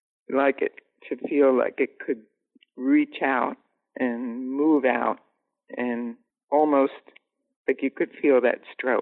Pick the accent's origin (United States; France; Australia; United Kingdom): United States; New York City, New York; I grew up in New York City